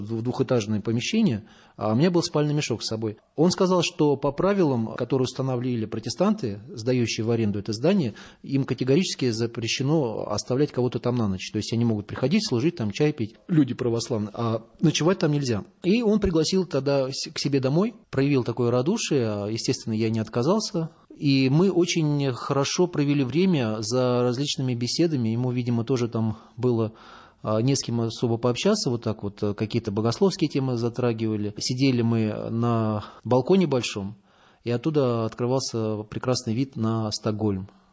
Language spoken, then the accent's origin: Russian; Moscow, Russia; я паломник, э, путешественник самостоятельный из Москвы